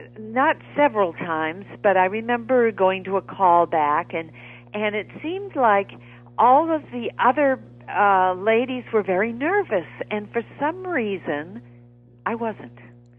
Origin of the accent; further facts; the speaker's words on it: New England, United States; I come from New England